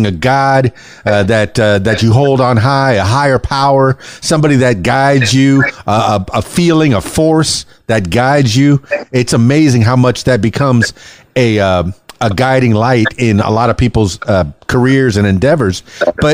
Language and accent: English; Miami, Florida, United States; moved away as an adult; now in Arkansas, United States; I'm from Miami, Florida, I'm like a Yankee from Miami